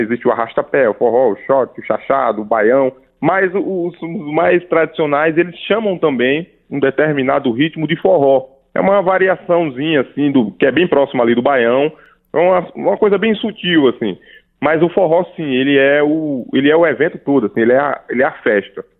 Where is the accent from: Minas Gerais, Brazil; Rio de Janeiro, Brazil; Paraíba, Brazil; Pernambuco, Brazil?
Paraíba, Brazil; eu sou da Paraíba, né? E eu cresci no meio desse universo é, do forró